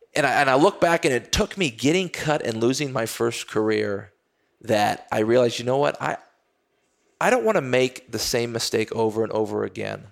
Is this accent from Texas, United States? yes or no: yes; Texas, United States; I grew up playing football in Texas